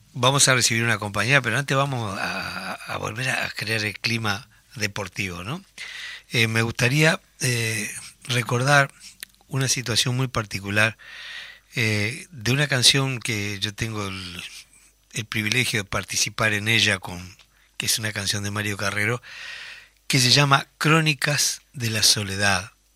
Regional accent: Tacuarembó, Uruguay; Yo recuerdo que en mi pueblo, en Tacuarembó, las vacaciones eran jugar fútbol

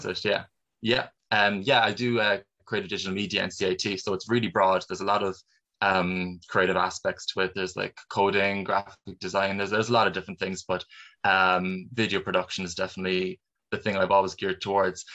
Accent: Cork, Munster, Ireland; I've never really been out of Cork for for more than really two weeks at a time

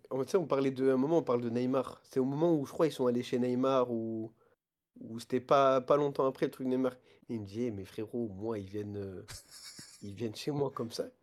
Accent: Paris, Île-de-France, France; je suis un parisien, moi.

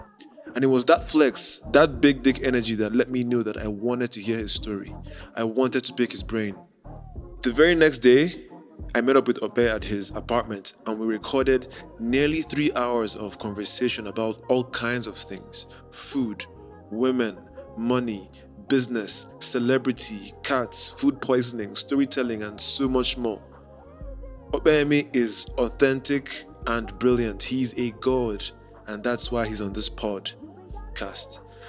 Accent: Anambra, Nigeria; Anambra State.

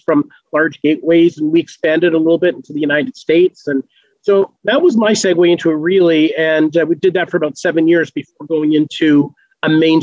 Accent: Canada; I grew up in Canada

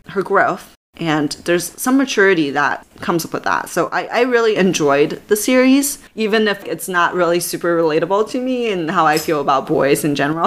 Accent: Canada; now in Silicon Valley, United States; I'm a Canadian

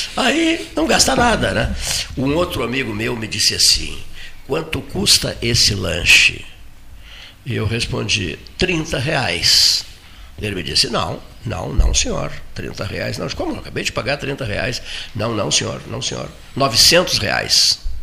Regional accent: Rio Grande do Sul, Brazil; eu sou do Rio Grande do Sul

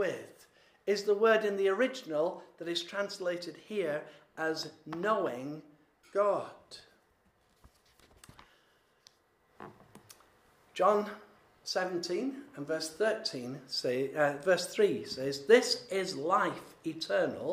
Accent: Yorkshire and the Humber, United Kingdom; I'm a Yorkshireman

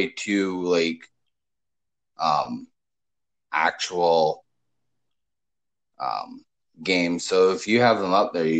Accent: Canada; We're both from Canada

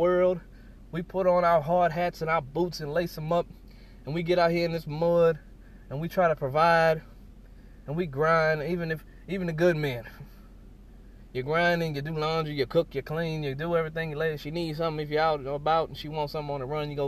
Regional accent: New Orleans, Louisiana, United States; I'm from the South, from New Orleans.

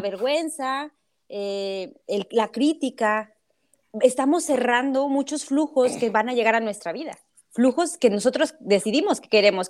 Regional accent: Cedral, San Luis Potosí, Mexico; en mi comunidad, que yo soy de Cedral

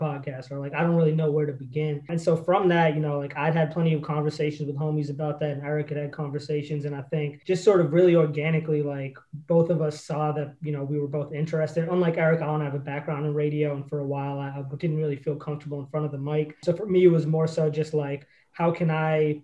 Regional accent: Massachusetts, United States; moved away; also born or lived in New York; I'm from Massachusetts originally.

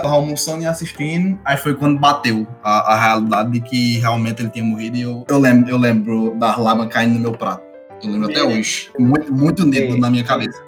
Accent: Jericó, Brazil; Jericó, que foi onde eu cresci

